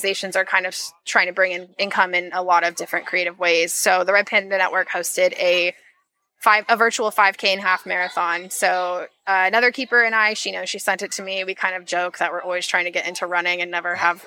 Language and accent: English; Seattle, Washington, United States; I'm from Seattle